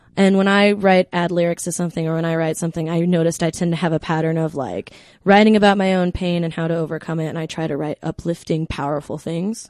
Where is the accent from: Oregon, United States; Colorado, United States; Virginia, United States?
Colorado, United States; We're from Colorado